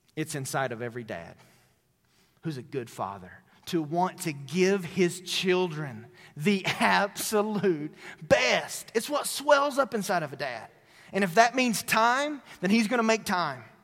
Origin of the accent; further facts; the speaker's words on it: Tennessee, United States; moved away; my hometown in Tennessee